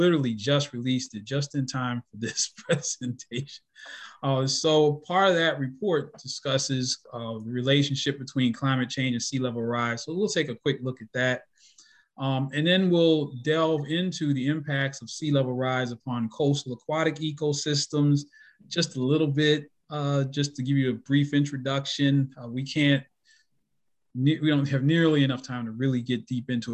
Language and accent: English; Baltimore, Maryland, United States; moved away as an adult; also born or lived in Kentucky / Florida / Tennessee; I'm a native of Baltimore, Maryland